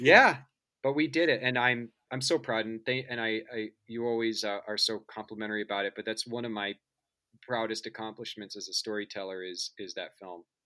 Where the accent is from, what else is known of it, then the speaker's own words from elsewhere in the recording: suburbs of Kansas City, United States; I grew up in Kansas, in um, the suburbs of Kansas City